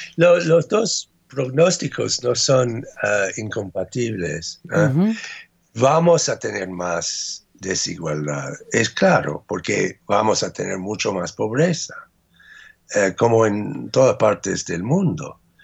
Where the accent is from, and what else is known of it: United States